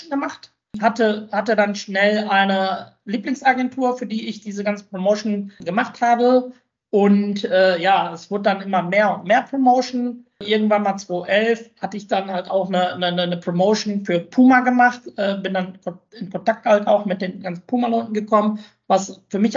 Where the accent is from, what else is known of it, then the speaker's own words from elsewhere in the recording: Bochum, North Rhine-Westphalia, Germany; Für mich gibt es nichts Schöneres und nichts Besseres als die Heimat. Ne? Und meine Heimat ist Bochum.